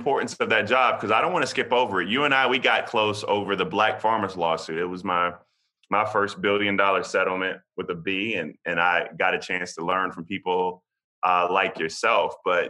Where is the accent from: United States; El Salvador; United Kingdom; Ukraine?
United States; South Carolina; I mean, I'm from South Carolina, so I know it's tough.